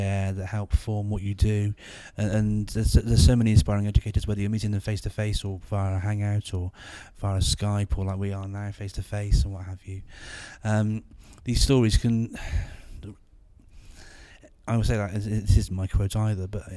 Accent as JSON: {"language": "English", "town": "Gloucester", "region": "South West England", "country": "United Kingdom", "tie": "born or raised there", "said": "But yeah, so I'm from Gloucester."}